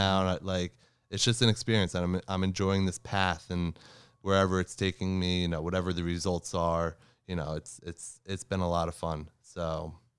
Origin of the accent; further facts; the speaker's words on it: New Jersey, United States; I'm from New Jersey